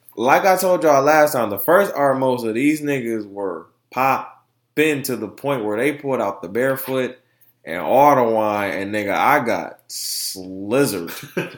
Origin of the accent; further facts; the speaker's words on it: Detroit, Michigan, United States; I'm from Detroit.